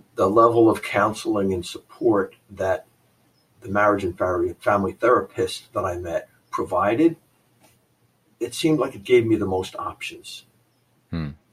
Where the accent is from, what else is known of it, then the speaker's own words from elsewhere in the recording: New Jersey, United States; my family of origin growing up in New Jersey